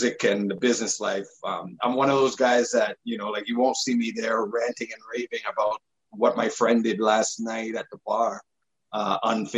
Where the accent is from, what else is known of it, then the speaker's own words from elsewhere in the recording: Toronto, Ontario, Canada; where we grew up in Scarborough, right at Markham, between Markham and Eglinton and Lawrence. And then we moved to Malvern right after